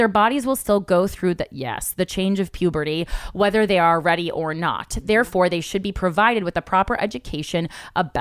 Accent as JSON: {"language": "English", "region": "New Jersey", "country": "United States", "said": "I'm from Jersey"}